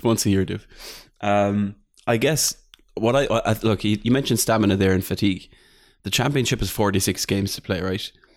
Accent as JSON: {"language": "English", "country": "Ireland", "said": "I'm, I'm the Irish chief"}